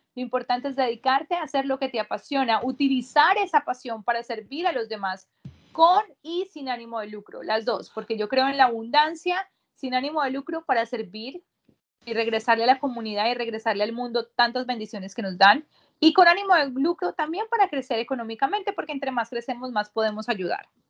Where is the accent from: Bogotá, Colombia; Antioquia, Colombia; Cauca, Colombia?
Bogotá, Colombia; moved away as an adult; also born or lived in Barranquilla, Colombia; now in United States; yo soy colombiana, nací en mi hermoso país, Colombia, en Barranquilla, me crié en la capital, en Bogotá